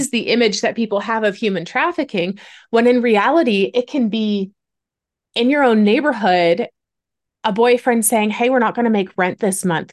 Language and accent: English; Ontario, Canada; I'm Canadian. I was born and raised in Ontario.